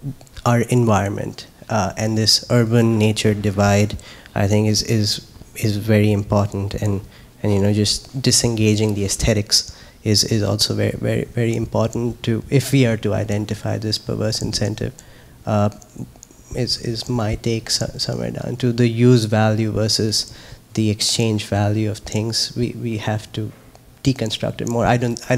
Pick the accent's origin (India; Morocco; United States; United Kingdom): India; Himalayas; actually, I'm from the Himalayas, and once I went on a hike where the temple groundskeeper said that they don't care about the plastic